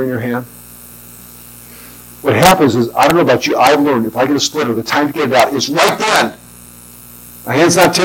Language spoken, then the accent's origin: English; Southern California, United States; I grew up in Southern California